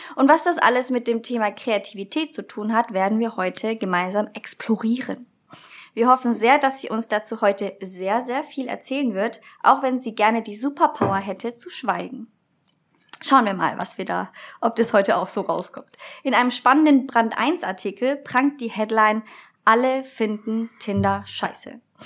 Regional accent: Nuremberg, Bavaria, Germany; ich komme eigentlich aus Nürnberg

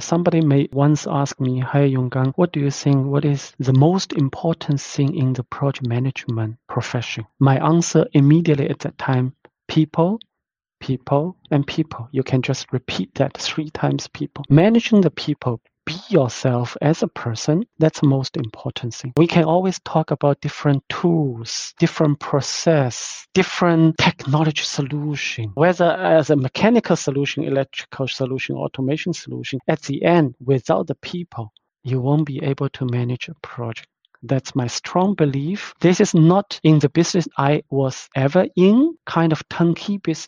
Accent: China; moved away as an adult; now in Germany; I'm originally coming from China

